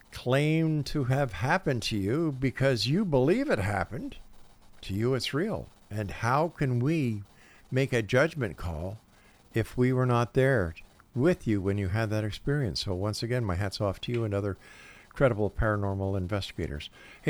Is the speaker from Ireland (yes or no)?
yes; Ireland; Well, you know, I'm Irish as well. And it seems that you got the ghost and I got the Guinness.